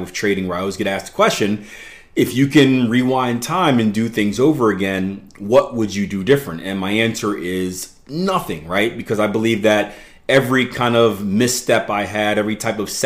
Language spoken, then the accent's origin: English; Philadelphia, Pennsylvania, United States; I grew up in Philadelphia, PA, which isn't the greatest place in the world